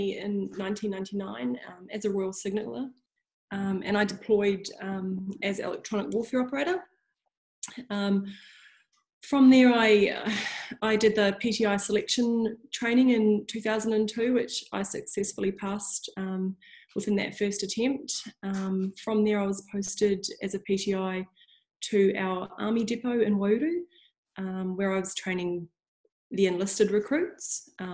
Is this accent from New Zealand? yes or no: yes; New Zealand; moved away as an adult; also born or lived in Perth, Western Australia; in 2017, we decided to move back to New Zealand, build our house and raise our boys as Kiwi kids